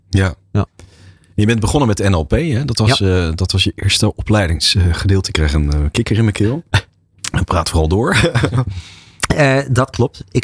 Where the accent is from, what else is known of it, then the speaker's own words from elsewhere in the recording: Roermond, Limburg, Netherlands; uit, eh, uit Limburg. Ik kom uit Limburg, geboren getogen in Roermond.